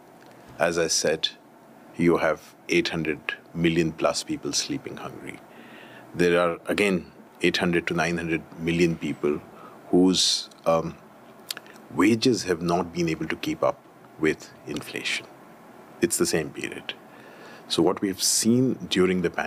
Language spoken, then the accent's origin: English; Delhi, India; I come from Delhi. That's home for me.